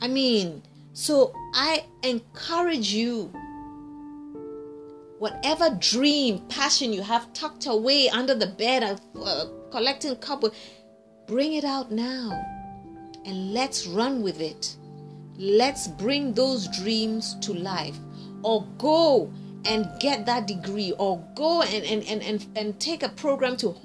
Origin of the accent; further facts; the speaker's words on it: Ghana; everybody growing up in Ghana knew my dad